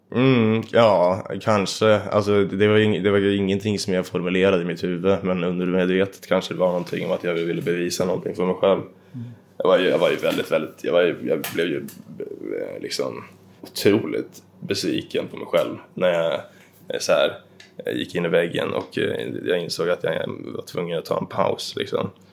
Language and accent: Swedish; Dvärsätt, Jämtland, Sweden; I Dvärsätt i Jämtland. Så mm. en bit ifrån Östersund.